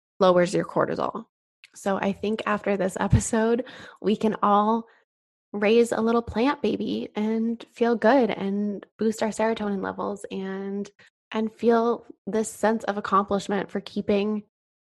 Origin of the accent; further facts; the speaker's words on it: Colorado, United States; now in California, United States; I grew up in Colorado in a small town.